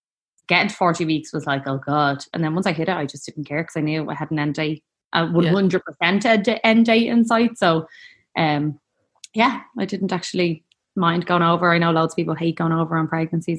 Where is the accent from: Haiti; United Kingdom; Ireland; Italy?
Ireland; Dublin, Leinster; I am from Talla in Dublin, and I am a mom of four